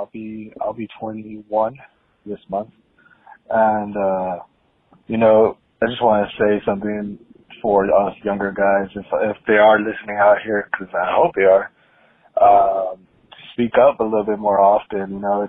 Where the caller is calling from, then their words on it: El Paso, Texas, United States; I'm calling here from El Paso, Texas, the 915.